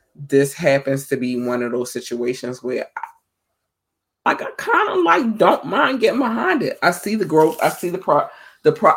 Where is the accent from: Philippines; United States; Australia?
United States; Baltimore, Maryland; Baltimore is my hometown